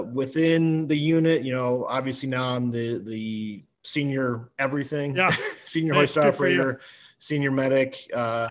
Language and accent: English; just outside of Detroit, Michigan, United States; now in Las Vegas, United States; originally from Michigan, but so grew up in Michigan, just outside of Detroit.